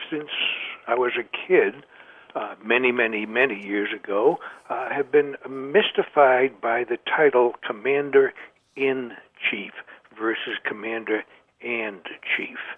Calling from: Cape Cod, Massachusetts, United States; I'm calling from Cape Cod on Massachusetts.

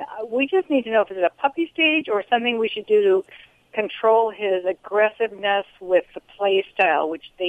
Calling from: Arroyo Grande, California, United States; Arroyo Grande, California.

